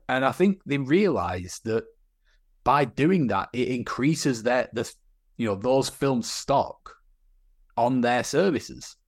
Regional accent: Burnley, North West England, United Kingdom; my hometown of Burnley

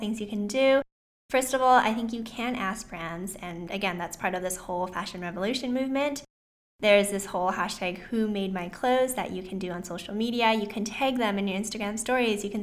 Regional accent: Vancouver, British Columbia, Canada; I was also born and raised in Vancouver, Canada, so I am Canadian

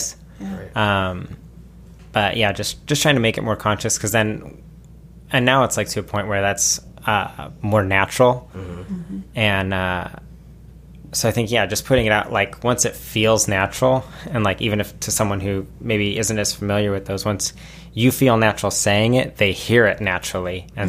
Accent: Glendale, United States; I grew up in Glendale and it's just like very skate bro culture.

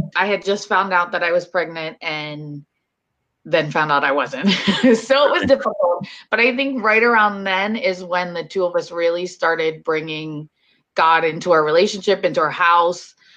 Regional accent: Hollywood, Florida, United States; I grew up here in Florida, but down south in Hollywood

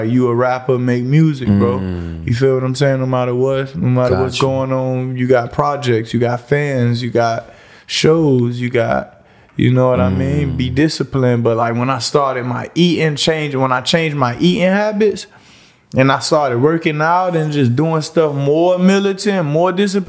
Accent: Miami, Florida, United States; born there; I was born in Liberty City more so. A lot of my family from what my family is from Liberty City. A lot of my close friends from Liberty City. I grew up everywhere, I like to say it.

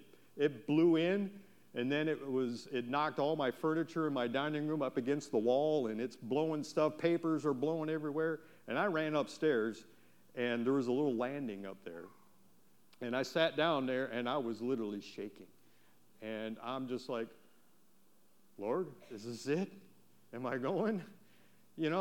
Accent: Wisconsin, United States; moved away; I'm from Wisconsin, right? We have tornadoes

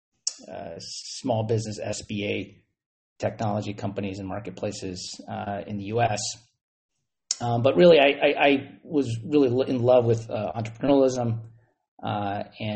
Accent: Silicon Valley, California, United States; growing up in Silicon Valley

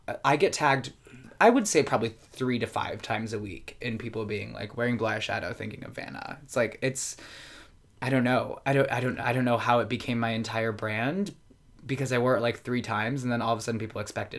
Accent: Baltimore, Maryland, United States; also born or lived in Rochester, New York; now in New York, United States; So I was born in Rochester. We moved down to Baltimore, Maryland when I was like 4.5 or 5 in that range. So I say I'm from Baltimore. I've been in New York 10 years.

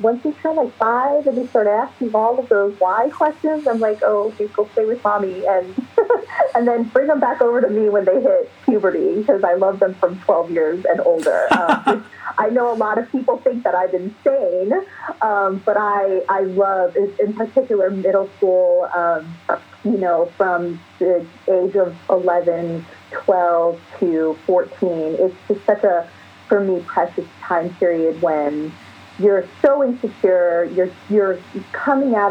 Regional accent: East Coast, United States; also born or lived in New York / Philadelphia; now in Los Angeles, United States; Born in Los Angeles, then moved to the East Coast. So I grew up really during my formative years on the East Coast in New York and Philly

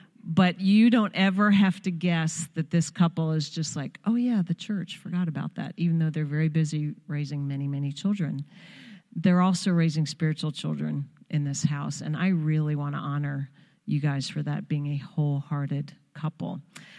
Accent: Long Island, New York, United States; First, I have to say, I was born and raised on Long Island.

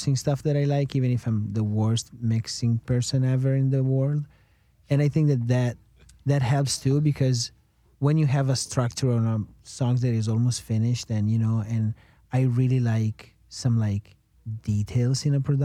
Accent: Reggio Emilia, Emilia-Romagna, Italy; English is a second language; moved away as an adult; now in United States; I am not an English speaker, as you can tell. I'm born and raised in Italy

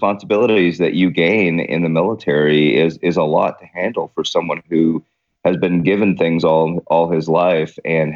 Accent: Guthrie, Oklahoma, United States; also born or lived in Wheeling, West Virginia / Queens, New York City / Clearwater, Florida; going from Queens, New York to Guthrie, Oklahoma, which was the original capital of Oklahoma, is a bit of a culture shock

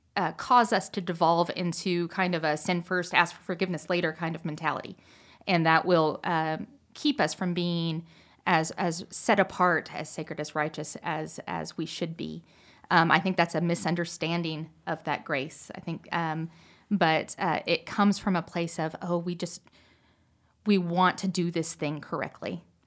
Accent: Pacific Northwest, United States; I grew up in the Pacific Northwest

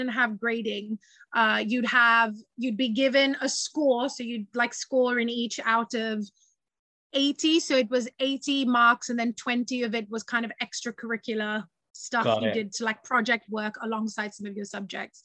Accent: Hyderabad, Telangana, India; moved away as an adult; now in United Kingdom; I founded a theater company in my home city, my hometown in India, which is Hyderabad. That's where I grew up.

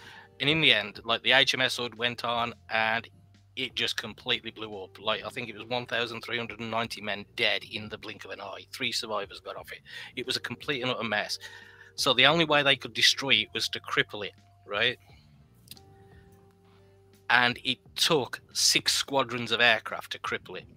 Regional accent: England, United Kingdom; moved away as an adult; now in United States; growing up in England

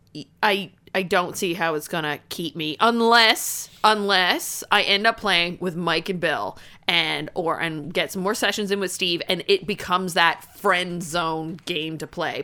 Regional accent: Canada; I'm Canadian

